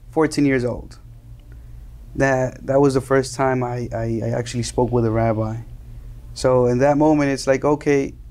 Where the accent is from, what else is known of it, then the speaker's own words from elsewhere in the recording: Miami, Florida, United States; also born or lived in Colombia / New Jersey / New York; Okay, so I was born in Miami. Two two weeks later, I went back to Colombia with my mother and father somehow, and and I lived there until I was four years old.